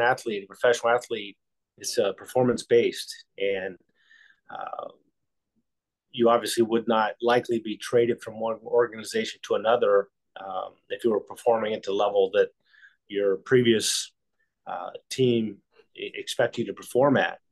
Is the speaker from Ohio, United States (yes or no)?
yes; Ohio, United States; I grew up in Ohio